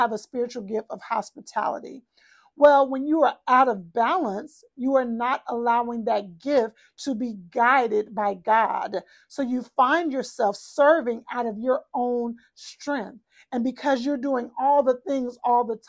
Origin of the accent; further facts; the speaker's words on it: Texas, United States; I'm from Texas